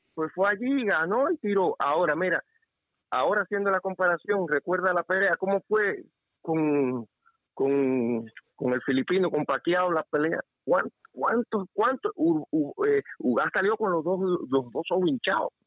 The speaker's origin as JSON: {"language": "Spanish", "country": "Cuba", "said": "yo soy cubano"}